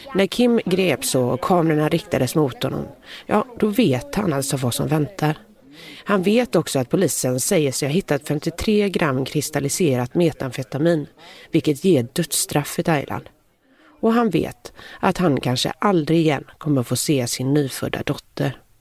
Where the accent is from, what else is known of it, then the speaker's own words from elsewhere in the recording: Gothenburg, Västra Götaland, Sweden; accent: Gothenburg dialect (göteborgska); jag pratar så mycket göteborgska